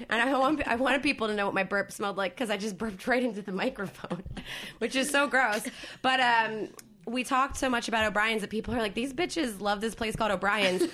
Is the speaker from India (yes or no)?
no; New Jersey, United States; moved away; also born or lived in Philadelphia; I grew up in South Jersey